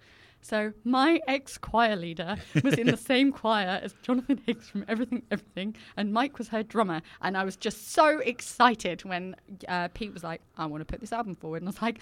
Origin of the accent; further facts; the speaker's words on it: England, United Kingdom; moved away; So I'm an English woman